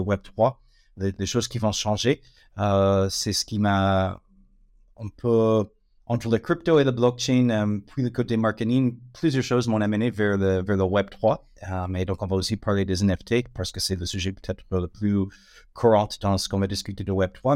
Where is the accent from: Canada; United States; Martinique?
United States; French is a second language; moved away as an adult; now in France; ça fait 18 ans que je suis en France. L'accent, ça ne va pas partir, mais euh, donc je suis américaine d'origine, mais long moment que, je réside en France